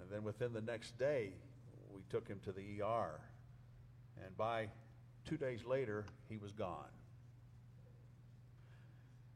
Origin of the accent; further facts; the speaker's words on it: northern New Mexico, United States; moved away as an adult; I came home from Southwestern Seminary all the way to Lindroth, New Mexico, up in northern New Mexico